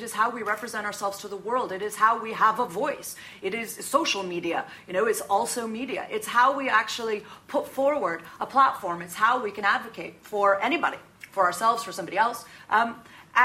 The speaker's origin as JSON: {"language": "English", "country": "United States", "said": "being an American woman"}